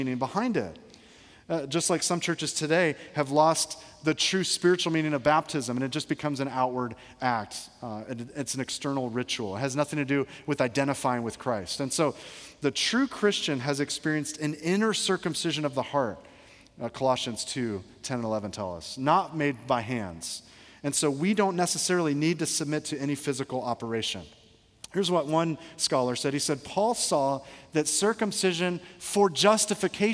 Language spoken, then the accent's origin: English; Georgia, United States; I grew up in Georgia